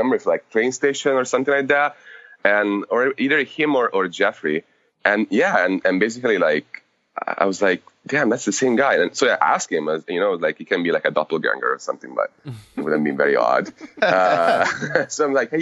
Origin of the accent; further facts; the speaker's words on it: Tuscany, Italy; English is a second language; moved away as an adult; also born or lived in Rome / Florence; now in United States; I was born near Rome. My family moved to a little port town in Tuscany about when I was 2 years old. So I got raised in a very like small village on the coast of Tuscany